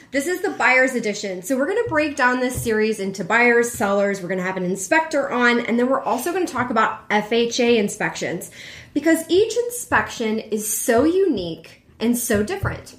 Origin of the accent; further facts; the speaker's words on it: Houston, Texas, United States; now in Chicago, United States; Growing up in Houston